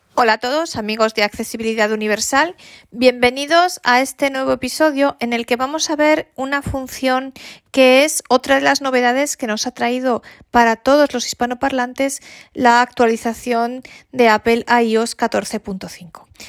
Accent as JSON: {"language": "Spanish", "country": "Spain", "first_language": "Spanish", "said": "todos los hispanoparlantes tanto españoles como nuestros grandísimos amigos de América Latina, de hablar español, de que el español sea nuestra lengua materna"}